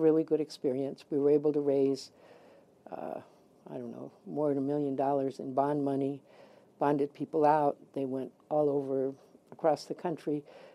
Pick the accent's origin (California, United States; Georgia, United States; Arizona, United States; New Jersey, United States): Arizona, United States; Tucson; I'm not from Tucson, but I came when I was 4.